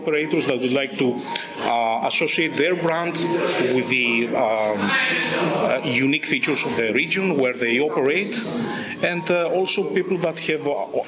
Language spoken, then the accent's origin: English; Crete, Greece; We are from Crete, an island in the south of Greece